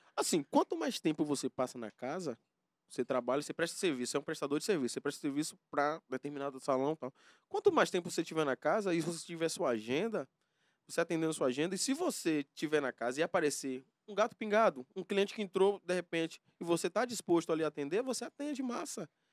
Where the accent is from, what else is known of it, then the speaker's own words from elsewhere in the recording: Valença, Bahia, Brazil; also born or lived in Camaçari / Senhor do Bonfim; now in Salvador, Brazil; fui criado em Valença